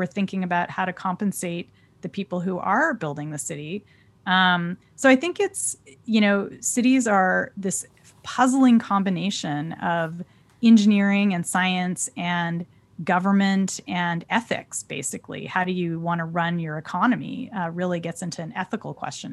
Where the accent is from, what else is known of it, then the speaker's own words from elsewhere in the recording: California, United States; my home state of California